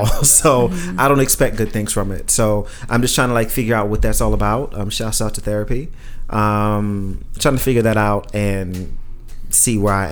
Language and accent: English; New York, United States; being from New York